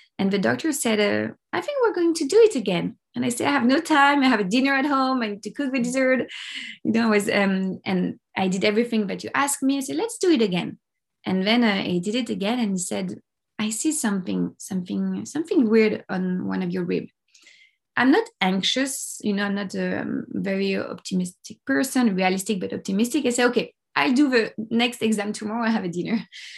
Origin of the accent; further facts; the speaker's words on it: Paris, Île-de-France, France; English is a second language; moved away as an adult; now in Los Angeles, United States; Yeah, I'm French. I'm from Paris. I have Italian origins, but I was born in Paris and raised in Paris.